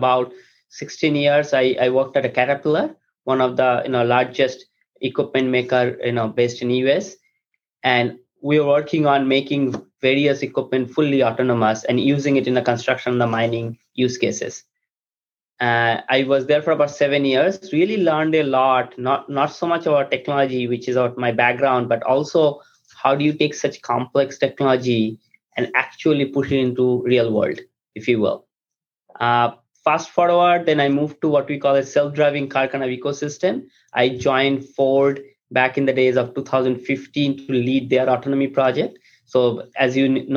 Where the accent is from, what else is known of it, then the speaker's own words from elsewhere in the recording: India; moved away as an adult; now in United States; I grew up in India. I came to US after my undergraduate